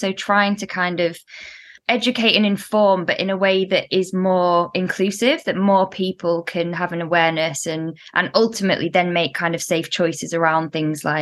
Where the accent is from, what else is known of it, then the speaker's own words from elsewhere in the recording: the Midlands, England, United Kingdom; accent: northern vowels; also born or lived in Spain; now in London, United Kingdom; I'm in the middle, which is why I kind of have northern vowels